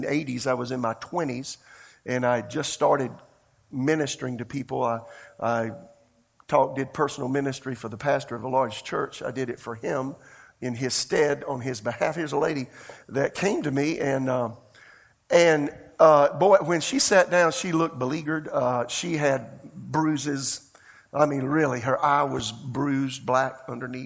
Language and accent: English; rural South Carolina, United States; moved away as an adult; also born or lived in Tulsa, Oklahoma; I'm from Podunkville, South Carolina. I'm from the country